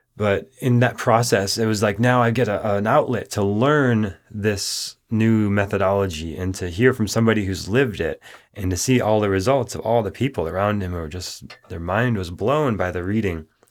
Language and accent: English; Minneapolis, Minnesota, United States; when I was beginning my studies in Minneapolis, Minnesota, growing up